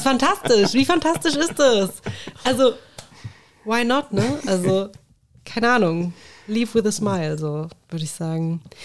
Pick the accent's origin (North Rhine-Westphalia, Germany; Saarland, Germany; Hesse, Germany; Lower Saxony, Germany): Hesse, Germany; Königstädten; ich bin in Königstetten ja aufgewachsen